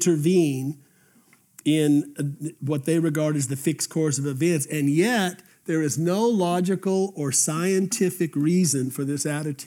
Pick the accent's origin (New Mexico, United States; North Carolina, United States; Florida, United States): New Mexico, United States; Albuquerque; as a junior in high school in Albuquerque, New Mexico